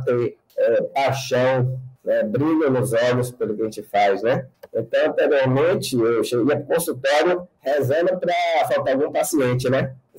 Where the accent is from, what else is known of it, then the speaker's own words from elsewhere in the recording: Itabuna, Bahia, Brazil; also born or lived in Salvador; há 20 anos eu é, de Salvador para minha terra natal, Itabuna